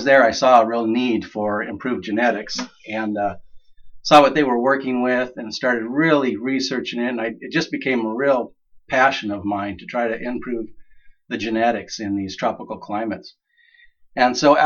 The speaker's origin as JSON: {"language": "English", "region": "Washington", "country": "United States", "tie": "born or raised there", "moved": "yes", "lives_now": "Haworth, Oklahoma, United States", "said": "I was actually born and raised mostly in Washington State."}